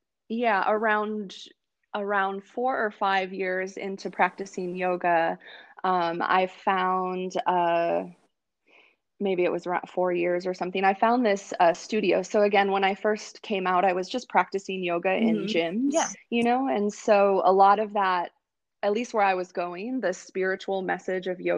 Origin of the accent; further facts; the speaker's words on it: Wisconsin, United States; I grew up in Wisconsin